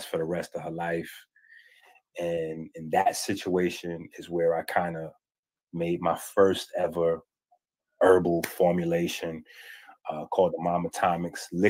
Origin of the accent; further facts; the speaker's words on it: New York City, New York, United States; also born or lived in Harlem, New York; I grew up half in, I would say mostly in the Bronx, but I spent a lot of time in Harlem